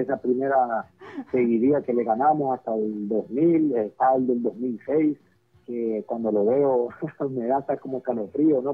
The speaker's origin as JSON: {"language": "Spanish", "country": "Honduras", "said": "como hondureño"}